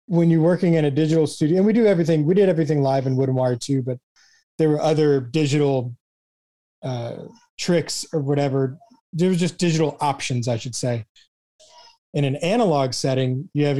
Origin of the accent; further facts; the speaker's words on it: Houston, Texas, United States; also born or lived in Galveston; I grew up in Houston